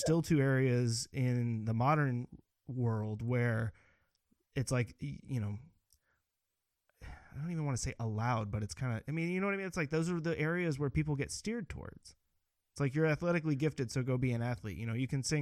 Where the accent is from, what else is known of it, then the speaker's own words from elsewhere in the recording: Northern California, United States; moved away; also born or lived in Greensboro, North Carolina; I grew up in Northern California in a predominantly white town, went to a predominantly white schools.